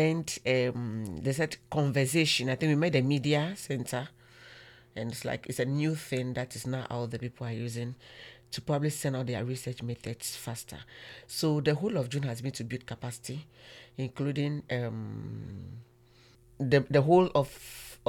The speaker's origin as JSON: {"language": "English", "country": "Ghana", "moved": "yes", "said": "I'm from Ghana"}